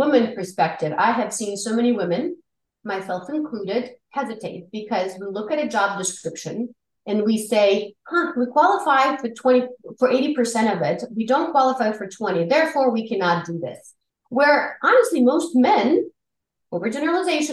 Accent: Siberia, Russia; moved away; I grew up in the former Soviet Union in Siberia, in the capital of Siberia

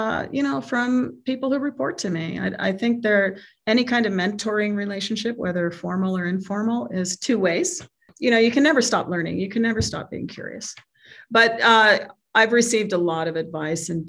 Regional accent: San Jose, California, United States; moved away as an adult; now in Denver, United States; I grew up in California in the 70s and 80s

